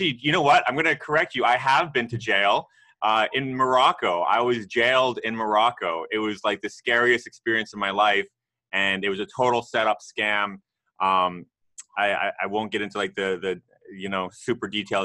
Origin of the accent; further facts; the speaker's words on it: Canada; I'm actually Canadian, I'm not American